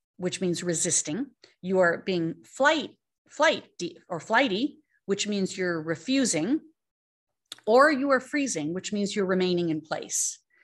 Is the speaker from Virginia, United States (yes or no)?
no; Arizona, United States; growing up in Arizona and having real estate